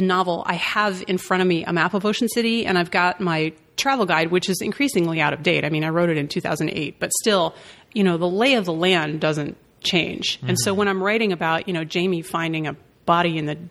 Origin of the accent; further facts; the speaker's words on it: Washington, District of Columbia, United States; I'm not from Baltimore. I'm from D.C.